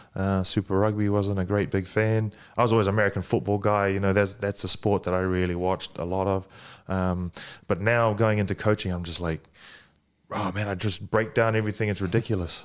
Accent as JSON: {"language": "English", "country": "Fiji", "tie": "born or raised there", "also_born_or_lived": "New Zealand", "moved": "yes", "said": "I was born in Fiji. I, I grew up speaking a little bit of Fijian, uh, moved to New Zealand"}